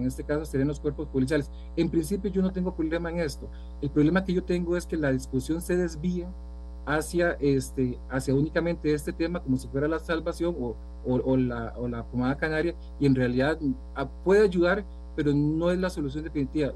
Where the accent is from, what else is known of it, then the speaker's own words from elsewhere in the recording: Costa Rica; como, costarricense